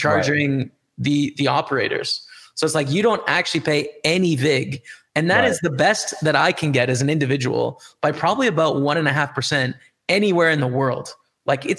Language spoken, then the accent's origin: English; Canada; As a Canadian, right? I use Canadian dollars